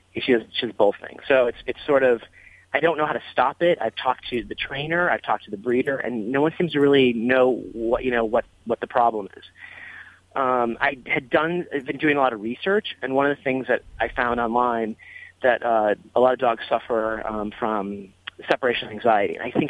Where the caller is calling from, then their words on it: Palm Springs, California, United States; Well, Los Angeles, but I'm actually in Palm Springs. I live in Los Angeles.